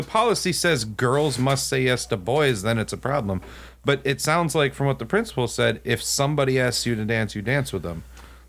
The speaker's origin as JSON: {"language": "English", "region": "Texas", "country": "United States", "tie": "born or raised there", "moved": "yes", "said": "I grew up like in Texas, dude."}